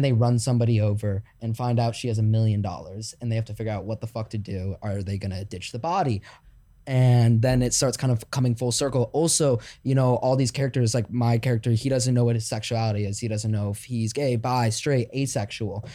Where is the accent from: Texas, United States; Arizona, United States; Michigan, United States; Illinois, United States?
Illinois, United States; Chicago; now in Los Angeles, United States; I'm from Chicago